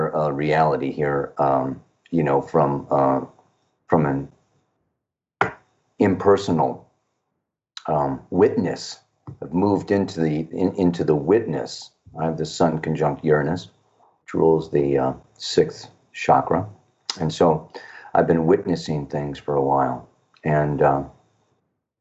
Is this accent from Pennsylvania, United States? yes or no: no; Chicago, Illinois, United States; also born or lived in California / Hawaii; now in Costa Rica; born and raised in Chicago, moved to California, moved to Hawaii, moved to Costa Rica